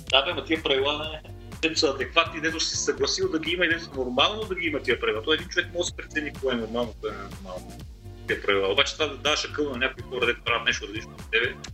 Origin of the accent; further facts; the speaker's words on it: Sofia, Sofia City, Bulgaria; Аз съм софиянец и вие селени, излезли от София, нали, защото ме яд, че аз нямам кое село да отида